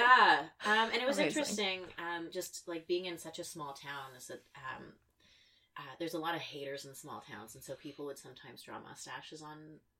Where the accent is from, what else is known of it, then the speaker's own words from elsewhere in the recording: South Porcupine, Ontario, Canada; now in Toronto, Canada; Yeah, so, I mean, growing up in the Timmins area